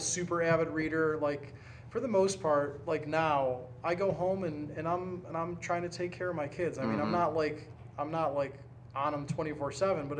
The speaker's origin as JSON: {"language": "English", "town": "Cleveland", "region": "Ohio", "country": "United States", "tie": "born or raised there", "said": "I was born in Cleveland, and you know, a suburb of Cleveland"}